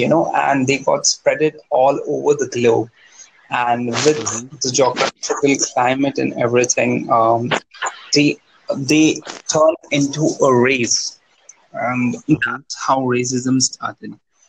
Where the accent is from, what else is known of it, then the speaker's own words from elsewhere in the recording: India; I'm from India.